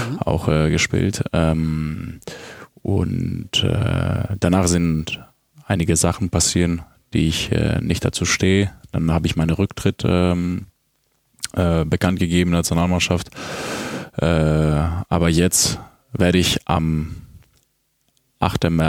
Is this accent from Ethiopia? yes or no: no; Drama, Eastern Macedonia and Thrace, Greece; born there; In Drama.